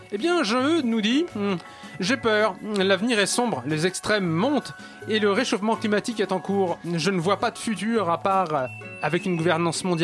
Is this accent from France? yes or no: yes; Auvergne-Rhône-Alpes, France; Moi, je suis auvergnat.